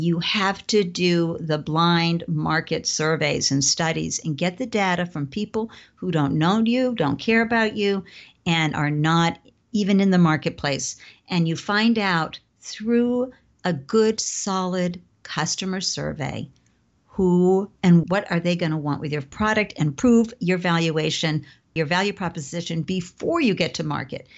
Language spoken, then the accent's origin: English; Southern Maine, Massachusetts town, New England, United States; I grew up in a New England, Southern Maine, Massachusetts town, middle class